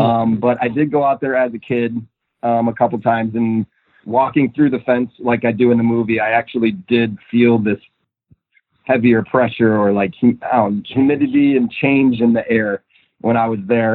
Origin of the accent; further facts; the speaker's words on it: Minnesota, United States; moved away; I'm originally from Minnesota.